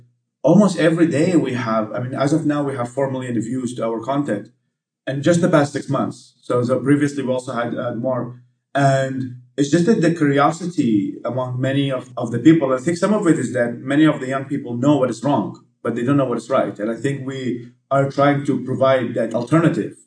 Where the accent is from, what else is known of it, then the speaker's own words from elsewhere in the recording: Baghdad, Baghdad Governorate, Iraq; English is a second language; moved away as an adult; also born or lived in Babylon / Texas; now in Washington, D.C., United States; my hometown of Baghdad